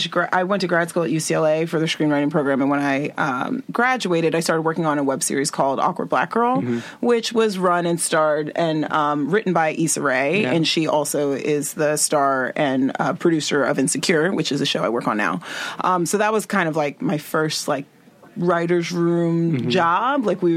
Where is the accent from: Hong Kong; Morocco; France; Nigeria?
Nigeria; I'm Nigerian and my family was like, why aren't you a doctor?